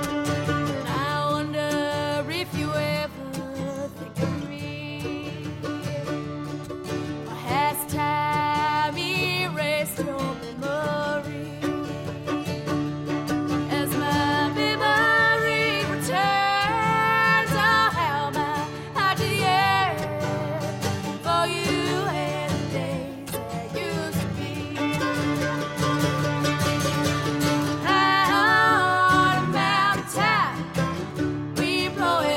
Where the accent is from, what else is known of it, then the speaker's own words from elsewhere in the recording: Central Indiana, United States; We are from Central Indiana, kind of all spread out there